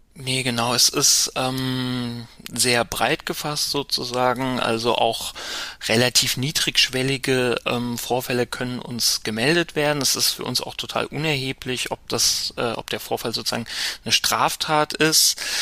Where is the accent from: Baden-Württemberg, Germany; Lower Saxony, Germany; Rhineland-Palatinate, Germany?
Rhineland-Palatinate, Germany; Mainz; now in Berlin, Germany; ich bin in Mainz aufgewachsen